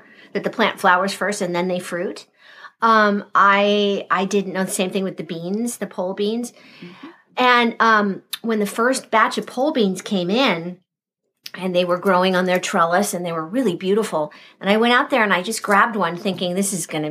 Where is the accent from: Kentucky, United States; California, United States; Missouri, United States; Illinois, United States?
California, United States; Southern; moved away; I grew up in Southern California.